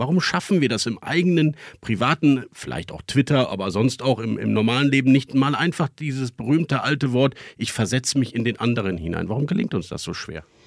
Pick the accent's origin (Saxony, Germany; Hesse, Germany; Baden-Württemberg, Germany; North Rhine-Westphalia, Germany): North Rhine-Westphalia, Germany; Bonn; Wir kommen beide aus dem Bonner Umfeld